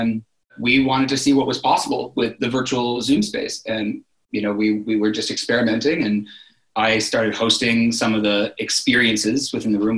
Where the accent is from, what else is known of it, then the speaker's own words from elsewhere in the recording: Berkeley, California, United States; also born or lived in New York; now in San Francisco, United States; I grew up in Berkeley, California, in the Bay Area.